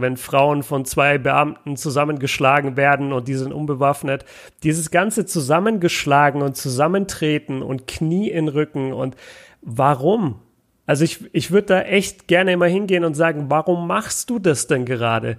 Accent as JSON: {"language": "German", "country": "Germany", "said": "als Deutscher"}